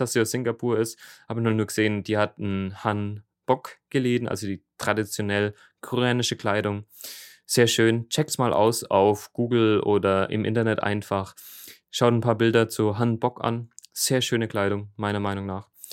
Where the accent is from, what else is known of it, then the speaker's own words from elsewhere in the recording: Middle Franconia, Bavaria, Germany; im Frankenländle, bei uns in Mittelfranken